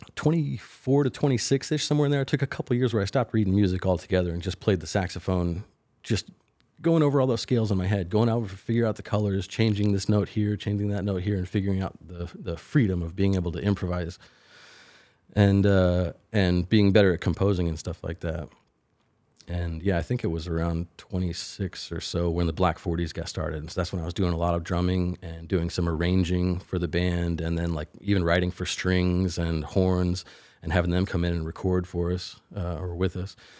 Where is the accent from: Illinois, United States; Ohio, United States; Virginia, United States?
Illinois, United States; Willisville; I grew up, uh, uh, thirty miles or so northwest of Carbondale on a farm outside of Willisville, Illinois